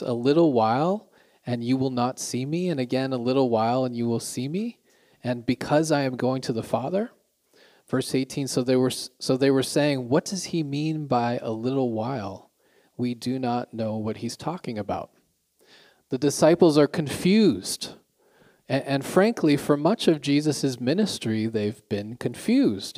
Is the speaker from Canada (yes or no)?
yes; Canada; now in Pyeongtaek, South Korea; I'm Canadian